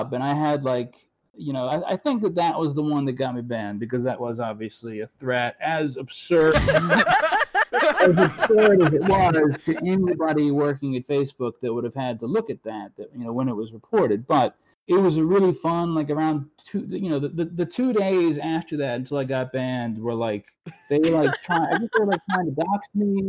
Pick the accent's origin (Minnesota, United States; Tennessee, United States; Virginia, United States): Virginia, United States; moved away; I'm from Virginia.